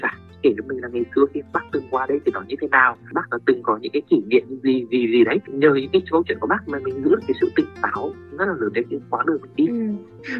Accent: Nghệ An, Vietnam; quê mình thì ở à, tỉnh Nghệ

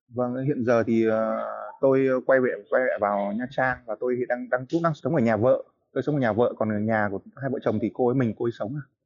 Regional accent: Hanoi, Vietnam; moved away as an adult; now in Nha Trang, Vietnam; Quê tôi Hà Nội

